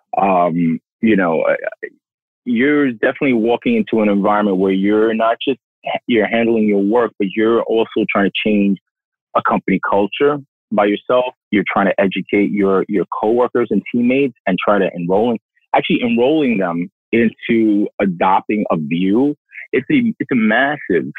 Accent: New York City, New York, United States; also born or lived in Nairobi; born and raised in Brooklyn

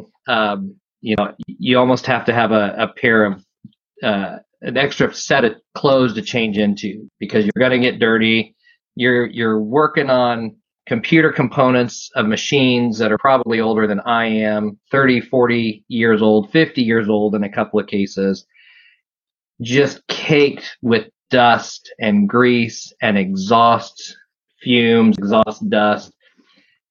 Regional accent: Midwest, United States; where I'm from the Midwest, heart of manufacturing

